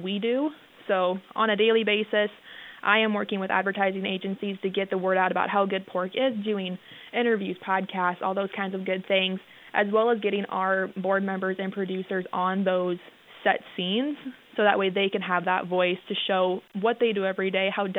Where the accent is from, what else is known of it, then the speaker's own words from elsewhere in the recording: Kingsley, Iowa, United States; moved away as an adult; now in South Dakota, United States; I'm originally from Northwest Iowa, down by Sioux City in a small town of Kingsley.